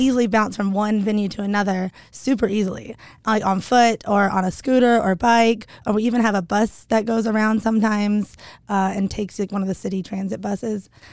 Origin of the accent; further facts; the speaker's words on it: Hickory, North Carolina, United States; now in Boise, United States; Small town called Hickory